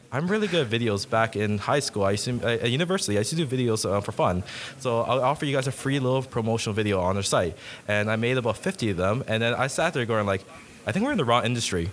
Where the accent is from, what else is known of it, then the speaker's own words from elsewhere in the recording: Toronto, Ontario, Canada; now in Ottawa, Canada; I'm actually from Toronto